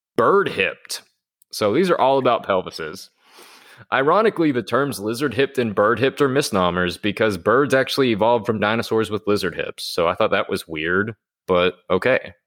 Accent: Arkansas, United States; both of us growing up in Arkansas

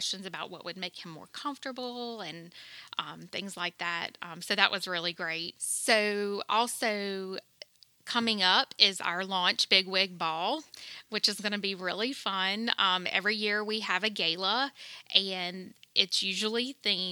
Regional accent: Denham Springs, Louisiana, United States; born and raised in Denham Springs

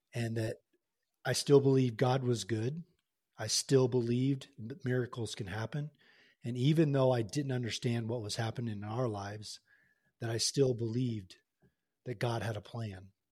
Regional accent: Tulsa, Oklahoma, United States; moved away as an adult; I was born and raised in Tulsa, Oklahoma

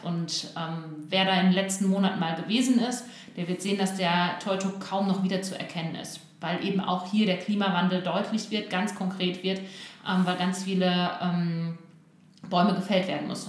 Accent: Bielefeld, North Rhine-Westphalia, Germany; ich bin äh, Bielefelder Kind, hier geboren und aufgewachsen.

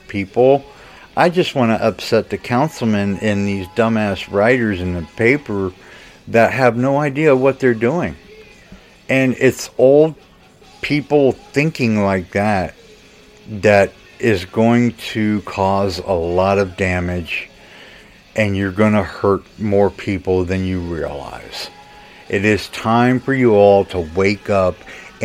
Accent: United States; as an American

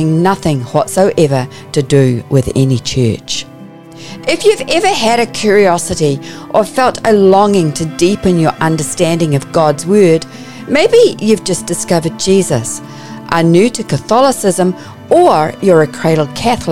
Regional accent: New Zealand; accent: Kiwi; You may pick up from my accent that I'm a Kiwi

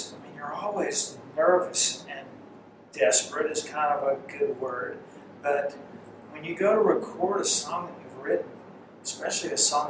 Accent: Shreveport, Louisiana, United States; And my hometown of Shreveport, Louisiana, they had the Louisiana Hayride.

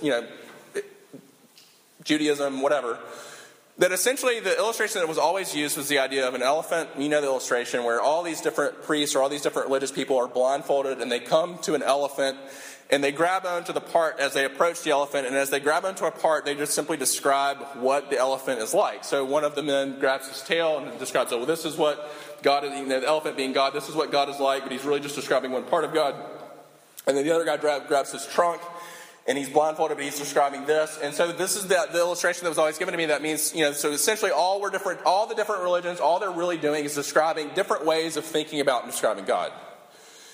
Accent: Sumter, South Carolina, United States; this tiny high school that we grew up in together in Sumter, South Carolina

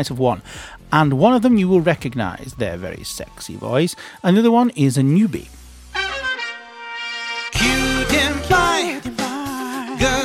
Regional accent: United Kingdom; being British myself

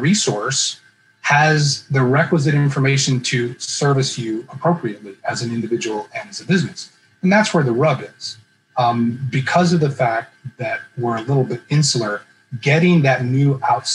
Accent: Midwest, United States; now in Philadelphia, United States; I grew up in the Midwest

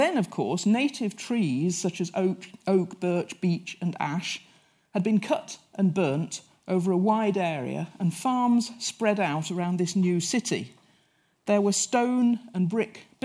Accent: Leicester, East Midlands, United Kingdom; I come from Leicester

